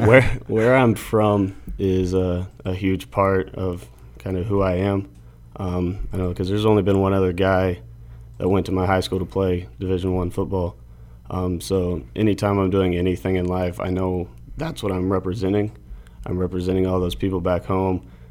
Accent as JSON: {"language": "English", "town": "Benkelman", "region": "Nebraska", "country": "United States", "tie": "born or raised there", "said": "I grew up in Nebraska."}